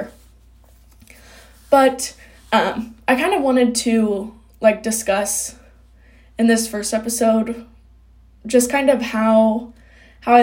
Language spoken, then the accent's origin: English; Kokomo, Indiana, United States; I'm from Kokomo, Indiana.